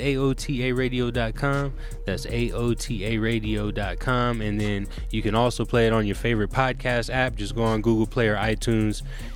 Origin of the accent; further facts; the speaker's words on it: West Coast, United States; we're from the West Coast